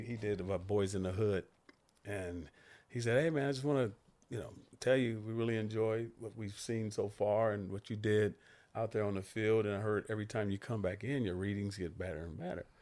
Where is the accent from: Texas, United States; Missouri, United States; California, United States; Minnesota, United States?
California, United States; Santa Monica; I grew up in Santa Monica, California. I went to, you know, Santa Monica High School